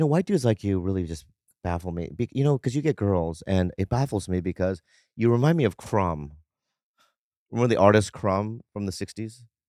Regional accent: Minnesota, United States; I grew up in Minnesota, so I always thought, like, there was no other, like, Asians in my school

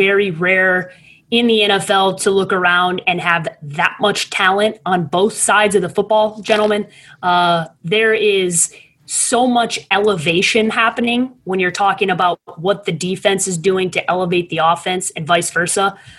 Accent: Chicago, Illinois, United States; I can't be called a homer. I'm from Chicago.

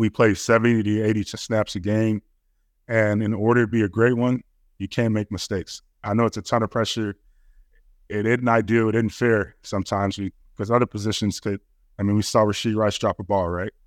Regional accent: Chicago, Illinois, United States; I'm from Chicago

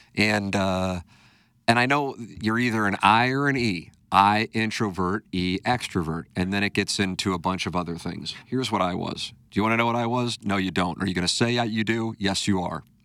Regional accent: St. Louis, Missouri, United States; my hometown

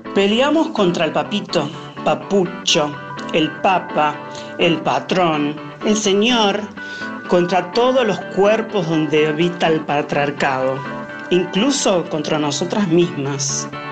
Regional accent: Sydney, New South Wales, Australia; Nací en Sydney, Australia, donde me encuentro ahora

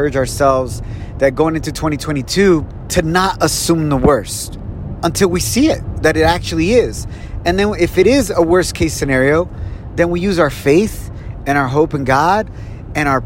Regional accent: Ocotlán, Jalisco, Mexico; moved away; I was born in Mexico, in Ocotlán, Jalisco, Mexico

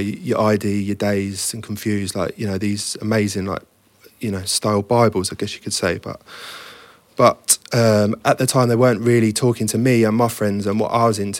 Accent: the Fens, Cambridgeshire, East of England, United Kingdom; moved away; I grew up in the Fens, which is a flat farmland, you know, between Cambridge and Peterborough.

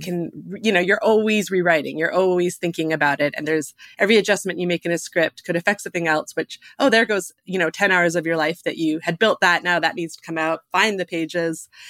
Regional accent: Alberta, Canada; growing up in Alberta

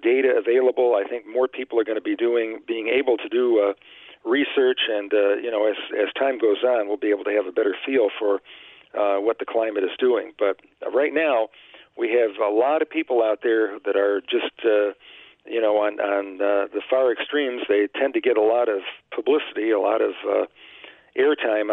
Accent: United States; also born or lived in Gary, Indiana; I grew up in Chicago, Gary, Indiana

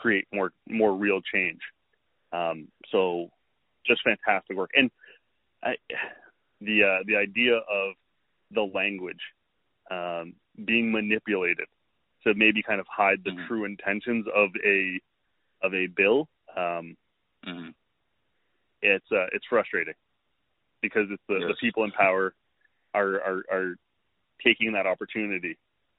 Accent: Canada; a Canadian, as a Canadian

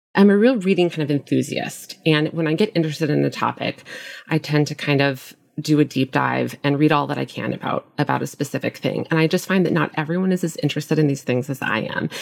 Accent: Nebraska, United States; moved away as an adult; also born or lived in Minnesota / Brooklyn, New York; now in New York City, United States; I grew up in the Midwest in a small town in Nebraska, and I moved to New York right after college and, and never left.

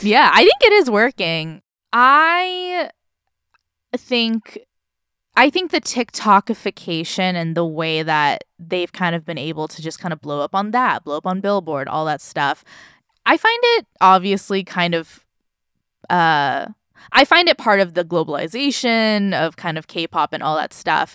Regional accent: Orange County, California, United States; I grew up in Orange County

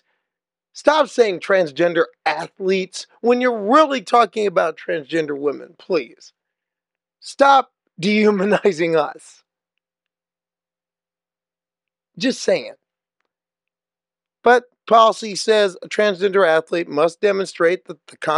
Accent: Omaha, Nebraska, United States; moved away; my hometown, Omaha, Nebraska

